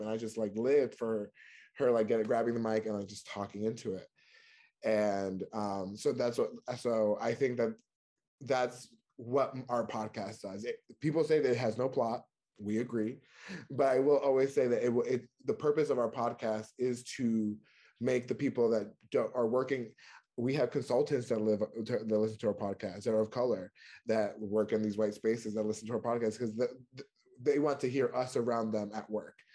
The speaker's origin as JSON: {"language": "English", "region": "New York", "country": "United States", "also_born_or_lived": "North Carolina", "moved": "as an adult", "lives_now": "Washington, DC, United States", "said": "I'm originally from New York"}